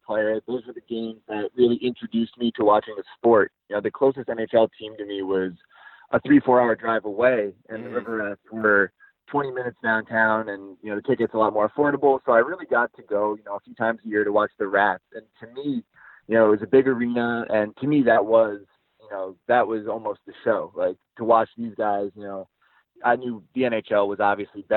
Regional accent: Latham, New York, United States; moved away; I'm an upstate New York native, born and raised there, a little town called Latham, New York, about a few minutes outside of Albany.

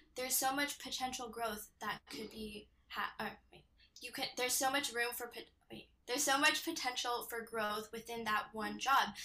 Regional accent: Temecula, California, United States; I grew up in Temecula, California.

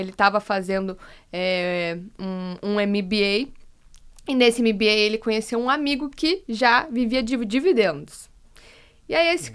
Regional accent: Curitiba, Paraná, Brazil; moved away; Sou de Curitiba

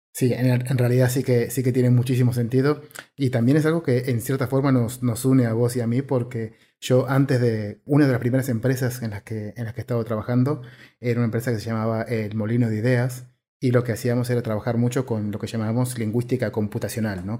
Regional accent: Argentina; siendo argentino

